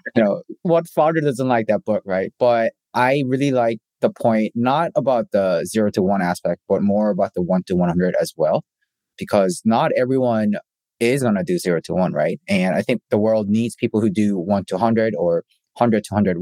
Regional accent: South Korea; also born or lived in Canada; now in United States; I grew up in Korea, spent a little bit of time in Canada, and I spent half my life in the States, going from the East Coast to the West Coast.

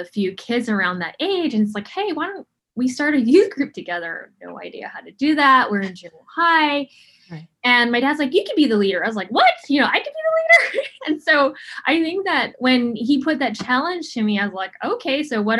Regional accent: Honolulu, Hawaii, United States; I grew up in the really tough place of Honolulu, Hawaii.

